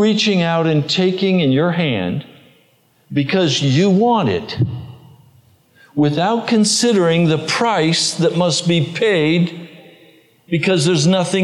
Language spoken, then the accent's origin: English; United States; as an American. I'm an American